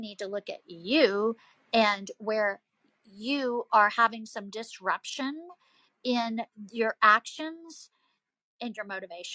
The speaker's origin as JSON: {"language": "English", "region": "the South", "country": "United States", "accent": "Southern", "said": "as you can tell from my accent, I'm from the South"}